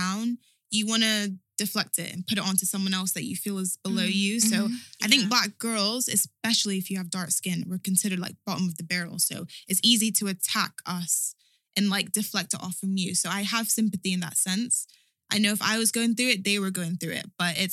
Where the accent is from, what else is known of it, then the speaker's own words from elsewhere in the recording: Kent, South East England, United Kingdom; we're all from Kent